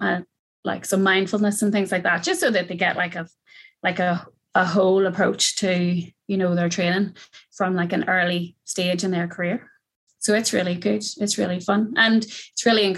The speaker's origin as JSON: {"language": "English", "area": "County Down", "region": "Northern Ireland", "country": "United Kingdom", "also_born_or_lived": "Belfast", "said": "I moved home from Belfast to County Down over the pandemic"}